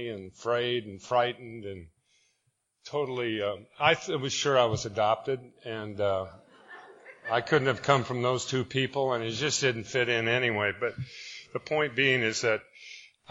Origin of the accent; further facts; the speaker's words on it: Spokane, Washington, United States; I'm from Spokane, Washington